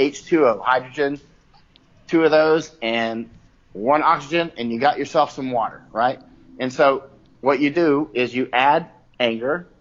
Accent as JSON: {"language": "English", "region": "Florida", "country": "United States", "tie": "born or raised there", "also_born_or_lived": "North Carolina / Ohio / Massachusetts / California", "moved": "yes", "lives_now": "Chiang Mai, Thailand", "said": "I grew up in Florida"}